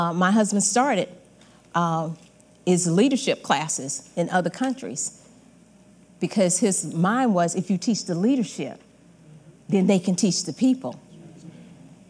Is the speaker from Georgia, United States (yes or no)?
yes; Georgia, United States; moved away as an adult; I'm originally from Georgia